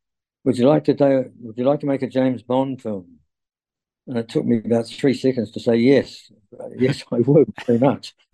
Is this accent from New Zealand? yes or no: yes; New Zealand; Roger Donaldson was one of my compatriots. another New Zealand director